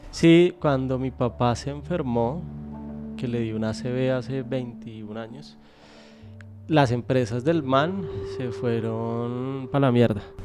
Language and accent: Spanish; Colombia; moved away as an adult; now in Spain; como colombianos